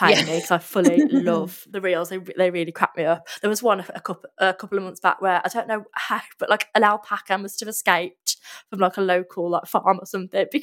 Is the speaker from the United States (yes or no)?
no; Midlands, United Kingdom; we're both from the Midlands